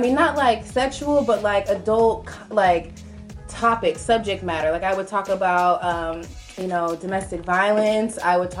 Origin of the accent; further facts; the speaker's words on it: Visalia, California, United States; also born or lived in Fresno; I was born and raised here in Visalia.